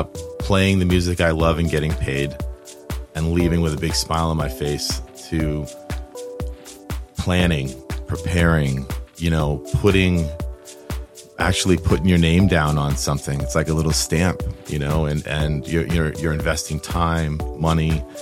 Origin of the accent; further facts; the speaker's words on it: Providence, Rhode Island, United States; when I was growing up in Providence